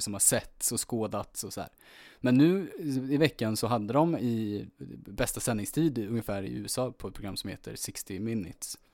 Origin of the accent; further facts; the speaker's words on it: Örebro, Örebro County, Sweden; jag är född i Örebro